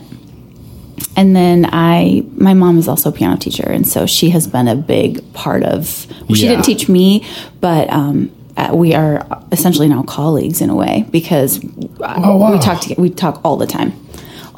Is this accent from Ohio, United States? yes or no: no; Ankeny, Iowa, United States; moved away as an adult; also born or lived in Branson, Missouri / Switzerland; I'm from Ankeny, so I did that in Ankeny